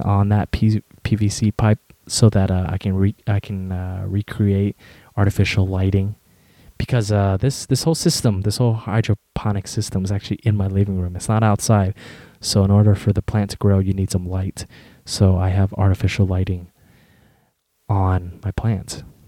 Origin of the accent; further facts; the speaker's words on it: United States; also born or lived in Westminster, California; I was born in America